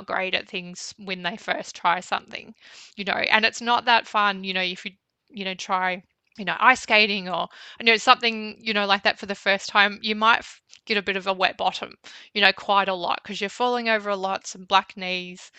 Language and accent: English; Bendigo, Victoria, Australia; moved away as an adult; I was from Bendigo